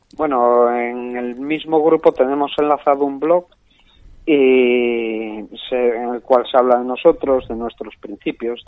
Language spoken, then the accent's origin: Spanish; Asturias, Spain; soy un asturiano de 46 años